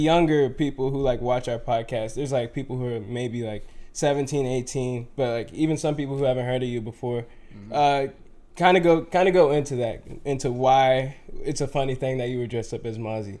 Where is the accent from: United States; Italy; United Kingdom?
United States; Lee's Summit, Missouri; I grew up in Lee Summit.